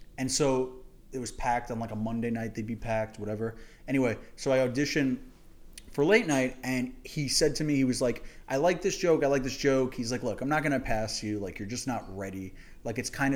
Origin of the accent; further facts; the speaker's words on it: New York City, New York, United States; I grew up in Manhattan.